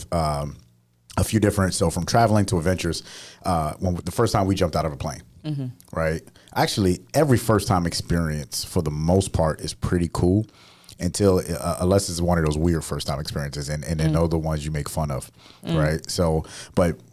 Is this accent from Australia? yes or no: no; Northeast, United States; moved away; I'm from the Northeast. So we get snow